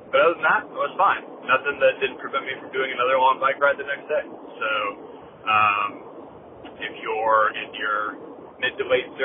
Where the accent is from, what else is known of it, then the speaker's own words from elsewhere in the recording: Massachusetts, United States; now in South Carolina, United States; me and my uh, partner, my lovely partner, are going to be moving back to my home state of, you guys were close last time you guessed it, Massachusetts, um, up to the South Shore, Mass.